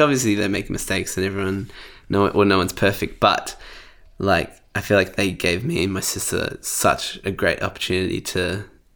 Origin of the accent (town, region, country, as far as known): Sydney, New South Wales, Australia; born or raised there; also born or lived in Bankstown, New South Wales